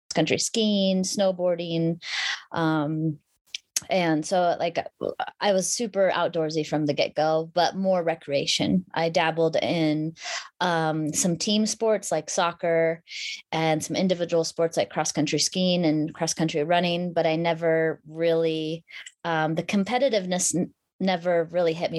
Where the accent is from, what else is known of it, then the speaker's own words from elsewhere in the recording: Anchorage, Alaska, United States; I grew up in Anchorage, Alaska.